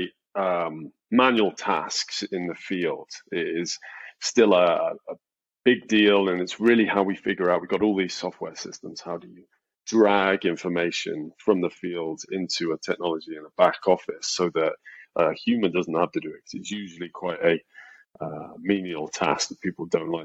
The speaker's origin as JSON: {"language": "English", "region": "England", "country": "United Kingdom", "moved": "as an adult", "lives_now": "United States", "said": "I'm English, and I've been in the US about 5 years."}